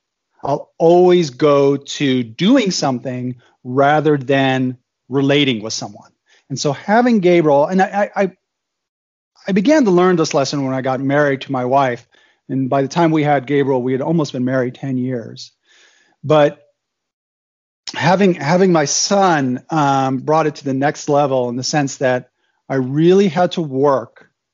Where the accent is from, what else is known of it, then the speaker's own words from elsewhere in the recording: Germany; My background is I was born in Germany, actually, to an American dad and a German mom. My dad worked for the Department of Defense, U.S. Department of Defense. And so I went to Army and Air Force schools in Germany.